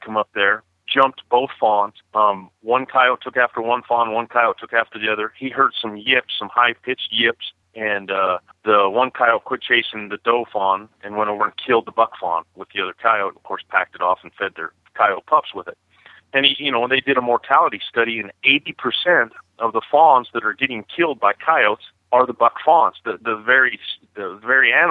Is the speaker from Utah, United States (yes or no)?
yes; Springville, Utah, United States; from Springville, Utah, and born and raised in Utah.